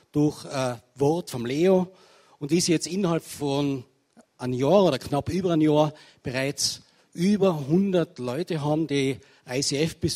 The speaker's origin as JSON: {"language": "German", "region": "Tyrol", "country": "Austria", "said": "ie Einladung als Tiroler wieder in Vorarlberg über Gott, über das, was er vorhat, reden zu dürfen."}